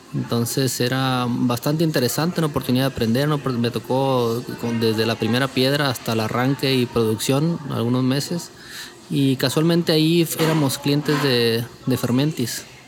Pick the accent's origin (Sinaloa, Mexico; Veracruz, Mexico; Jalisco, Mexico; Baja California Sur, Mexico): Sinaloa, Mexico; Culiacán; moved away; Yo soy del noroeste de México, eh, Culiacán, Sinaloa